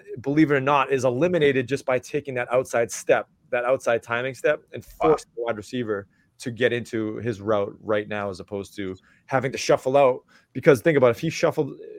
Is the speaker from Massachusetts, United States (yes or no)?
yes; Massachusetts, United States; I'm from Massachusetts